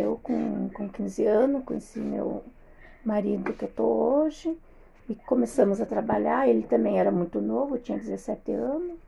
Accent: Passo Fundo, Rio Grande do Sul, Brazil; nasci em Passo Fundo

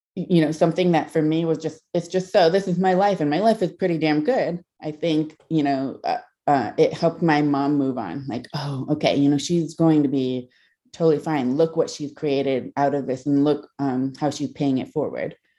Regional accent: Kent, Ohio, United States; I grew up in Kent, Ohio

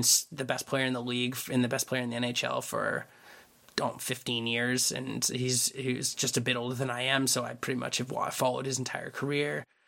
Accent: Vancouver, British Columbia, Canada; I grew up in Vancouver.

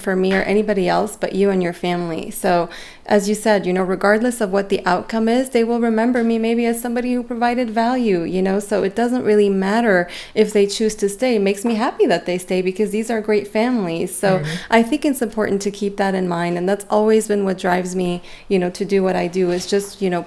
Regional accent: Beirut, Beirut Governorate, Lebanon; moved away; I grew up in the Mediterranean, and I grew up in Beirut. I'm Armenian originally, but my parents are born there

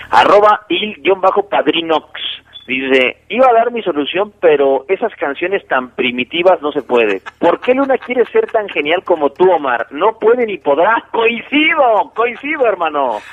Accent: Mexico City, Mexico; now in León, Mexico; yo soy del del DF. Evidentemente en el DF se escucha mucho la cumbia

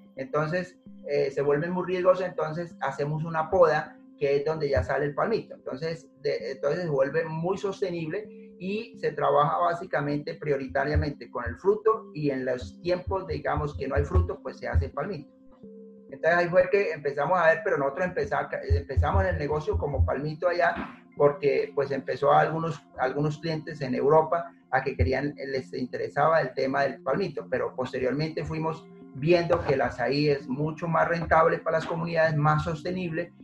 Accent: Putumayo, Colombia; yo soy de origen de Putumayo, eh, campesino

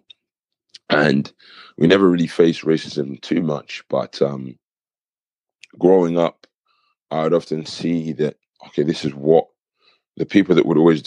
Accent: Kent, South East England, United Kingdom; moved away as an adult; also born or lived in Nigeria (ancestry); now in Coventry, United Kingdom; I'm actually originally from Kent, and I have a cultural background of Nigeria.

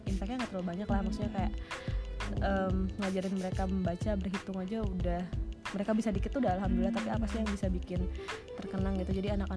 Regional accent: Bandung, West Java, Indonesia; kalau kita kan dari Bandung ya kelihatan ya intonasi mana yang marah mana yang enggak

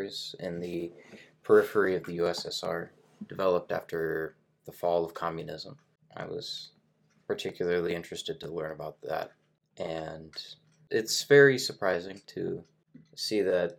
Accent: United States; as an American

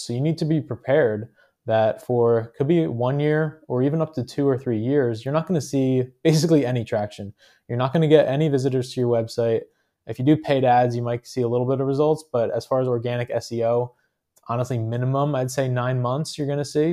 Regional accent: New Jersey, United States; I'm from New Jersey

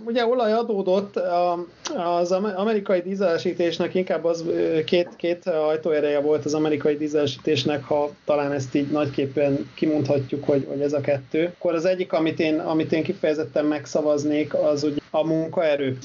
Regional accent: Hungary

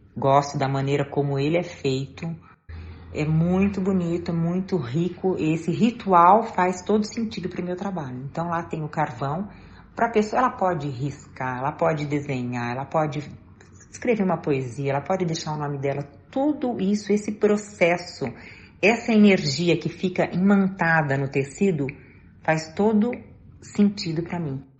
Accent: Jaú, São Paulo, Brazil; moved away; eu sou do interior de São Paulo. Na época, eu morava com os meus pais e meus irmãos em Jaú

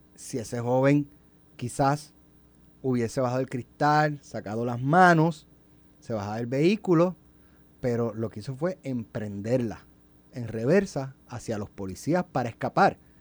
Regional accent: Jayuya, Puerto Rico; also born or lived in Utuado; yo nací en Utuado y yo me crié en Jayuya

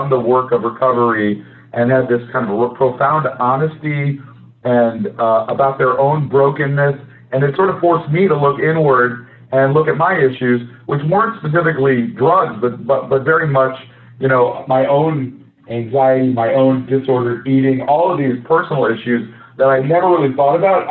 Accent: Midwest, United States; I grew up in the Midwest

